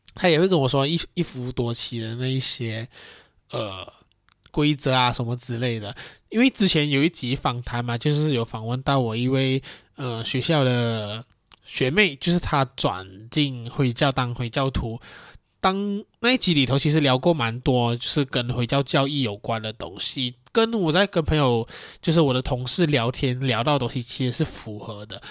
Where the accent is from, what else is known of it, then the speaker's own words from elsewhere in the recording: Malaysia; 身为一个马来西亚华人